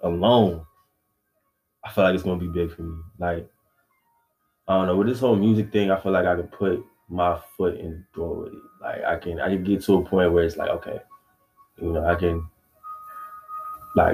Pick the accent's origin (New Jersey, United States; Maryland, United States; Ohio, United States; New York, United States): Maryland, United States; I'm from Maryland